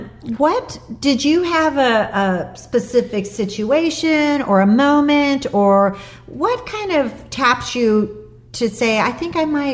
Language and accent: English; Chicago, Illinois, United States; I'm from Chicago.